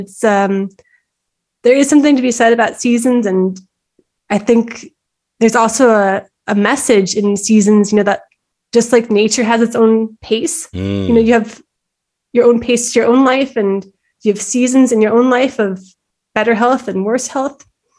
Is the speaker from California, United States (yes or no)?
yes; Encinitas, California, United States; moved away as an adult; also born or lived in Bay Area / London; now in Austria; I was born in the Bay Area and I grew up in Encinitas. I went to UCSD for my bachelor's degree. And then I moved to Austria actually 12 years ago.